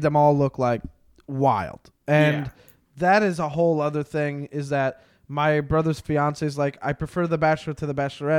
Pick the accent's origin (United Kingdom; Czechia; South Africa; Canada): Canada; Montreal, Quebec; I grew up in Montreal